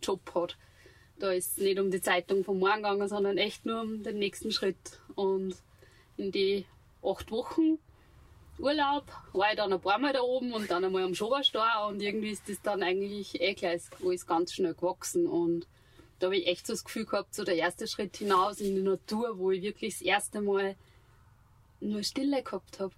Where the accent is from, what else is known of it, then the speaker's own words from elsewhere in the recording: Steinbach an der Steyr, Upper Austria, Austria; ich bin gebürtig aus Steinbach an der Steier